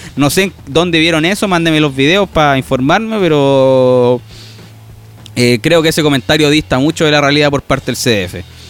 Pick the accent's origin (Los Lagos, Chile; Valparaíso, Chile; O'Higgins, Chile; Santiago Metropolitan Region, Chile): O'Higgins, Chile; Rancagua; yo soy de O'Higgins, de Rancagua